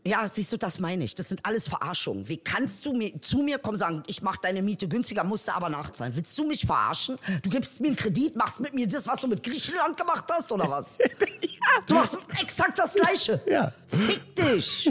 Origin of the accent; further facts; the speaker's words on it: Berlin, Germany; ich bin Berliner